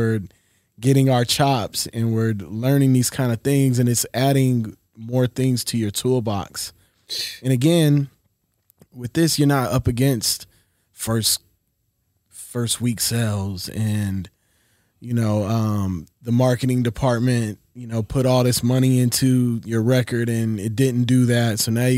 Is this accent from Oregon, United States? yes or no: no; West Virginia, United States; born there; now in Los Angeles, United States; Moved around a lot. Yep. I was born in West Virginia. My father was in the Air Force.